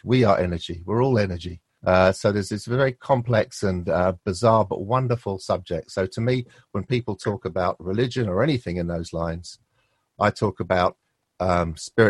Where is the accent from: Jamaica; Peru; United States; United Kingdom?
United Kingdom; London; now in Wiltshire, United Kingdom; when I was brought up in London